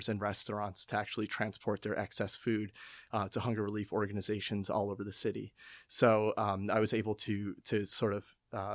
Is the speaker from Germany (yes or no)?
no; Westchester, New York, United States; moved away as an adult; now in Philadelphia, United States; I'm from Westchester, New York